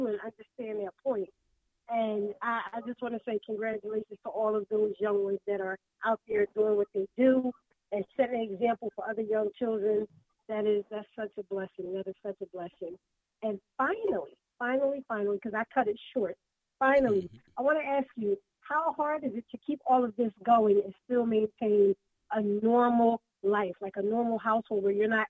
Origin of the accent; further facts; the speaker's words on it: Philadelphia, Pennsylvania, United States; I'm from Philly